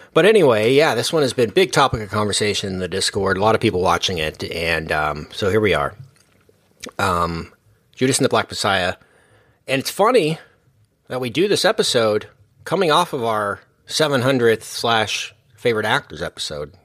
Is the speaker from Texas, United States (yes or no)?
yes; Texas, United States; we're all from Texas